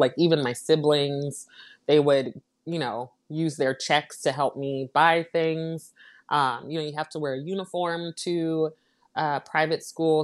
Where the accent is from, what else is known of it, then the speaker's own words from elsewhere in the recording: United States; My parents are from the Caribbean, um, so they immigrated to the United States, um, and I was born here in the States